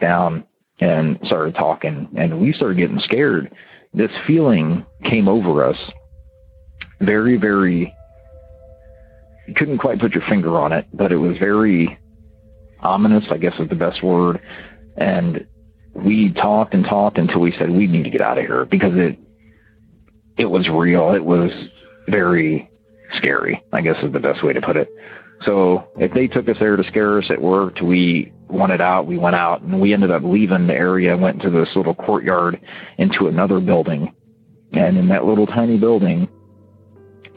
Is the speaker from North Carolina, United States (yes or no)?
no; Ohio, United States; I was from Ohio